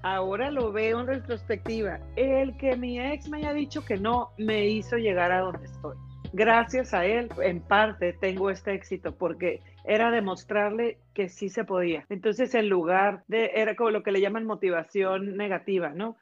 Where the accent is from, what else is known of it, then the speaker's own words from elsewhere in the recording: Mexico; moved away as an adult; now in Canada; estaba yo en México muy contenta, trabajé mucho tiempo para la televisora